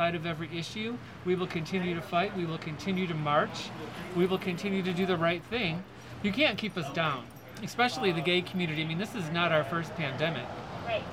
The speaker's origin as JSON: {"language": "English", "region": "Michigan", "country": "United States", "moved": "yes", "lives_now": "San Francisco, United States", "said": "I'm from Michigan"}